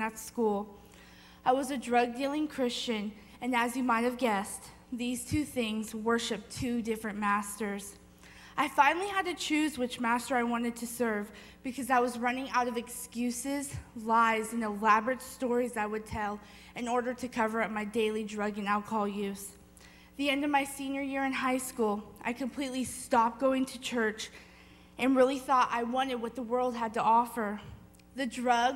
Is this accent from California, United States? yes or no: yes; Livermore, California, United States; also born or lived in Walnut Creek, California; I was born in Walnut Creek, California, and was raised in Livermore, California